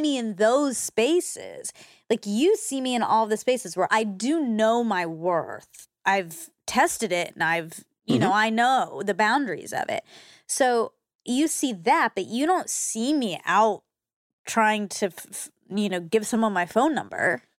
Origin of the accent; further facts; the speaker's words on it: Georgia, United States; growing up just being Indian and Georgia